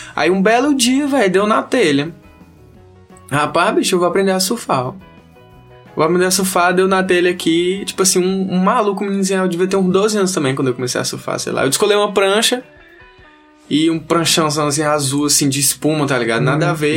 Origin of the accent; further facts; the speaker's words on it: Teresina, Piauí, Brazil; eu nasci e me criei aqui em Teresina, né, e tal, vivi minha vida toda aqui